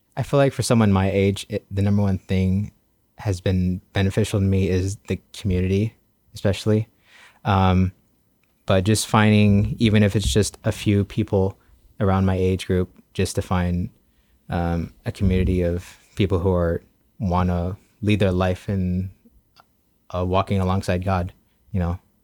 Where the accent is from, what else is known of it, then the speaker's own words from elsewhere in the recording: Guam; I first came here in two thousand seven, uh, for kindergarten